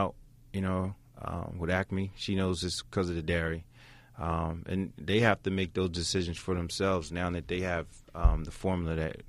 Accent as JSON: {"language": "English", "town": "Camden", "region": "New Jersey", "country": "United States", "said": "No, I'm from Camden, New Jersey."}